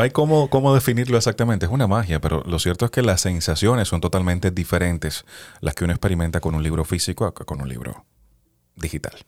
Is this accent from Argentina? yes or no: no; Cuba; now in United States; soy de Cuba